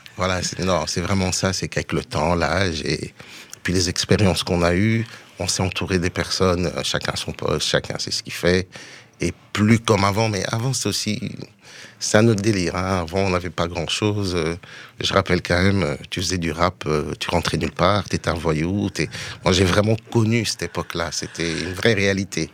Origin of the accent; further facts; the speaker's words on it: Brussels, Brussels-Capital Region, Belgium; je suis de Bruxelles